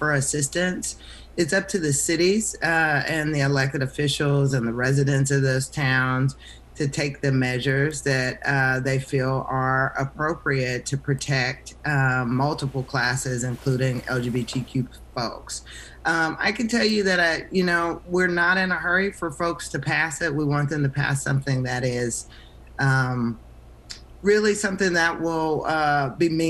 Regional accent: Arkansas, United States; now in North Carolina, United States; I'm from Arkansas originally

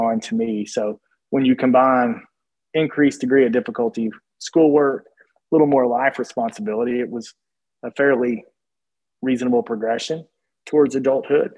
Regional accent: Williamsburg, Kentucky, United States; moved away; There's a small liberal arts school in Williamsburg, Kentucky called Cumberland College, or at least it was when I attended there

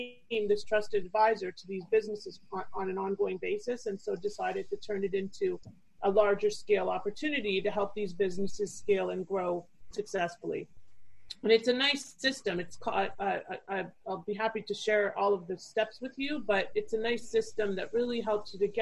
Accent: Toronto, Ontario, Canada; moved away as an adult; now in Fort Lauderdale, United States; I'm originally from Canada. So I grew up in Toronto

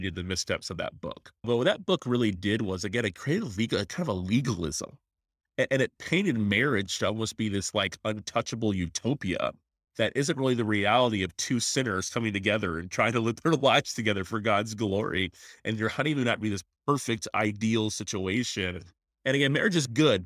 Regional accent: Tallahassee, Florida, United States; I'm actually a pastor in my hometown, so pretty neat to be a chance to minister where I grew up. in Tallahassee, Florida

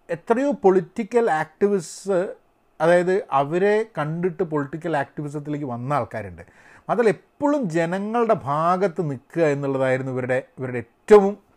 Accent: India; ഞാൻ പക്ഷേ ഇന്ത്യക്കാരനാണ്

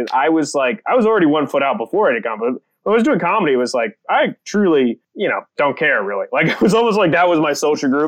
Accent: Apex, North Carolina, United States; born or raised there; also born or lived in San Francisco, California / El Salvador

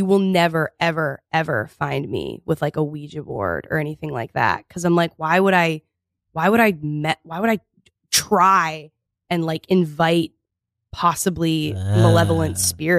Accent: Texas, United States; also born or lived in Connecticut / Vermont / Florida; I was born in Connecticut, then we moved to Vermont, then we moved to Florida, then we moved to Texas.

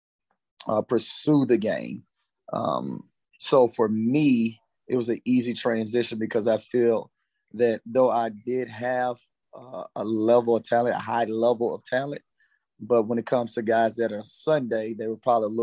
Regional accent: Baton Rouge, Louisiana, United States; So I'm originally from Baton Rouge, Louisiana. Played ball at Southern Lab in Baton Rouge.

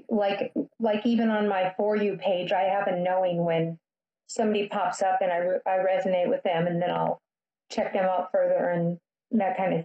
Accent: Midwest, United States; I grew up in the Midwest

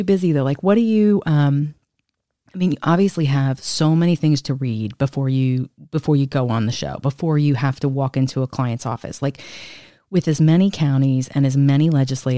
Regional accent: New Jersey, United States; I'm a Republican from New Jersey

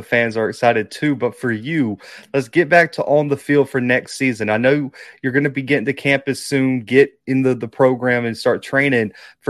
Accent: Mobile, Alabama, United States; in my hometown of Mobile

